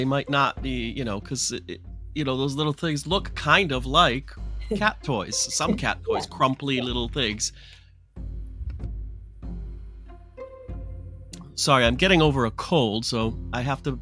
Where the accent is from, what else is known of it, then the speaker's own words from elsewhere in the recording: Detroit, Michigan, United States; growing up in Detroit as a naughty kid